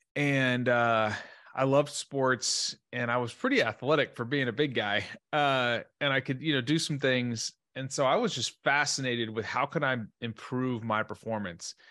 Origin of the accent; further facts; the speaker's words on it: Dallas, Texas, United States; I grew up in Dallas, Texas, uh, great family